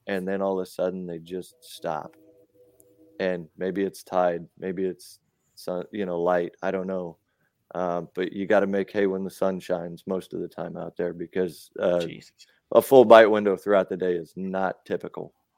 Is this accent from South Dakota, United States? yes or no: yes; South Dakota, United States; now in Mechanicsville, Maryland, United States; I'm originally from South Dakota